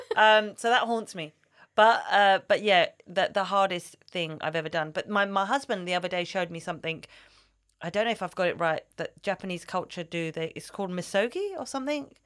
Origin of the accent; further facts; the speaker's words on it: London, United Kingdom; I love growing up here. I don't think I could live in London forever